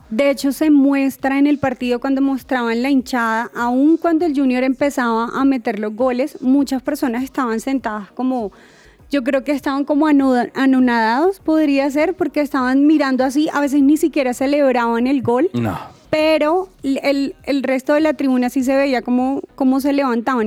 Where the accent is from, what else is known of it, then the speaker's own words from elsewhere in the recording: Colombia; como colombianos